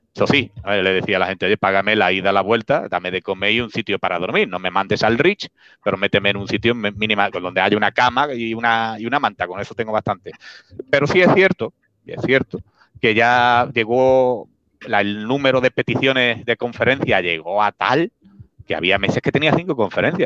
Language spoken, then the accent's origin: Spanish; Spain; Spain, España, Spain